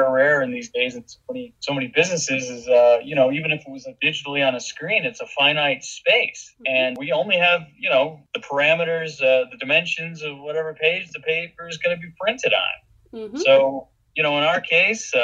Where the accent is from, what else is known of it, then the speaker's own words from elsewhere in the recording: Illinois, United States; moved away as an adult; also born or lived in upstate New York / St. Joseph, Michigan / Traverse City, Michigan; now in Holland, United States; I'm originally from Illinois